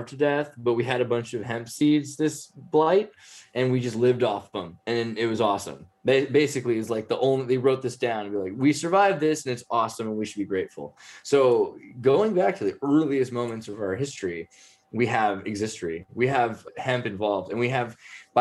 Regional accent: Santa Cruz, California, United States; I'm from Santa Cruz.

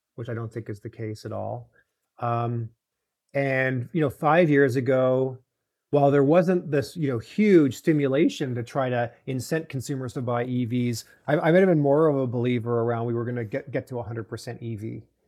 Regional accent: Toronto, Ontario, Canada; moved away; I grew up in Toronto

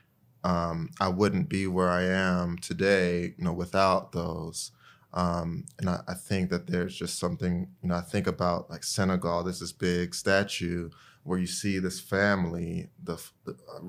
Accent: Greensboro, North Carolina, United States; I'm from Greensboro, North Carolina, though that's always a hard question for me to answer because, you know, my dad is from Ghana, like Nina, and my mom is from Eastern North Carolina.

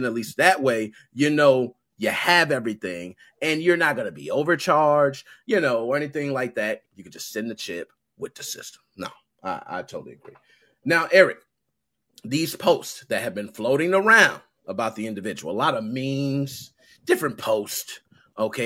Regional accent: Chicago, Illinois, United States; I was born and raised in Southside Chicago

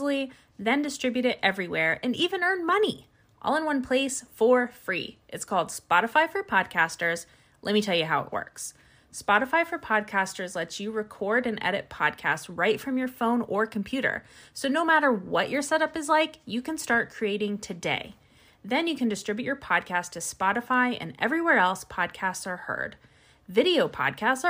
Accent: Columbus, Ohio, United States; Kelly and I are also from Ohio.

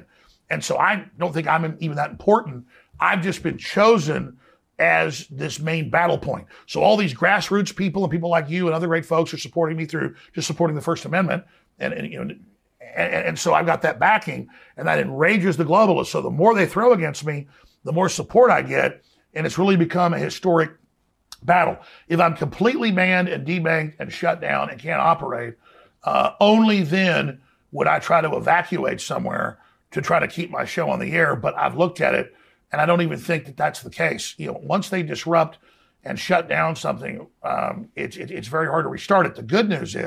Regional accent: Dallas, Texas, United States; growing up in Dallas was some pretty rough people

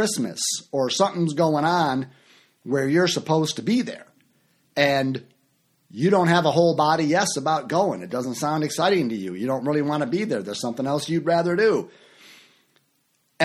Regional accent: Chicago, Illinois, United States; moved away; also born or lived in Orlando, Florida; And for years I lived in Orlando, Florida, and I'm from Chicago

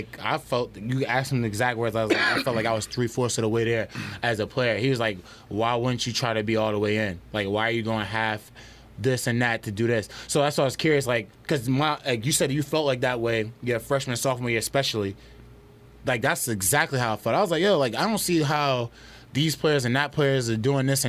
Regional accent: New Jersey, United States; I'm from New Jersey, and I like that.

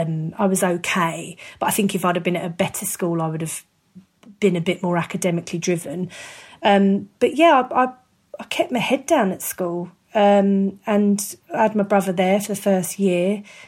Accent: Hounslow, London, United Kingdom; also born or lived in Ascot / Crystal Palace, London; But yeah, I grew up in Hounslow and then I sort of moved south after drama school.

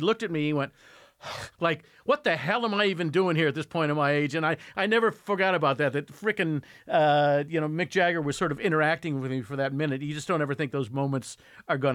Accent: Indiana, United States; I grew up in Indiana

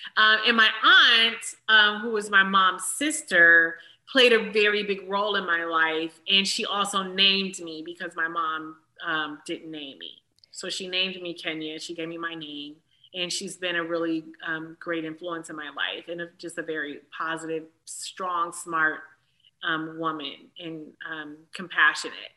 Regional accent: Detroit, Michigan, United States; moved away; also born or lived in Atlanta; a little black girl from Detroit

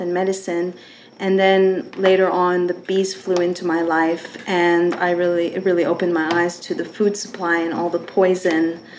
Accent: Canada; moved away as an adult; now in United States; I am from Canada

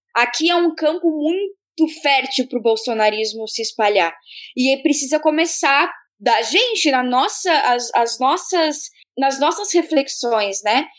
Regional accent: Rio Grande do Sul, Brazil; moved away as an adult; also born or lived in Santa Catarina; Nasci no Rio Grande do Sul. Morei 21 anos da minha vida no sul do país, oito deles em Santa Catarina

